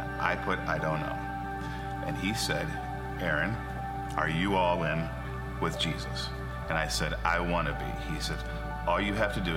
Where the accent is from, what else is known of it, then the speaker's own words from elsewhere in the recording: Tiffin, Ohio, United States; I grew up in the Tiffin area